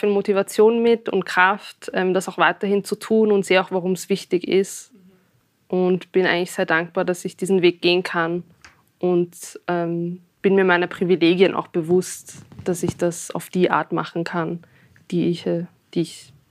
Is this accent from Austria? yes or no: yes; Austria; dass ich das Gefühl habe, als Österreicherin wahrgenommen zu werden.